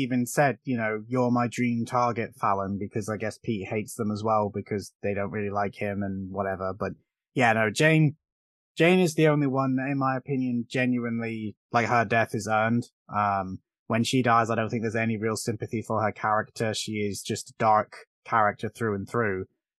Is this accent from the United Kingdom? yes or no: yes; United Kingdom; I could do his voice. I'm British, but I can't do his goddamn Boyka accent.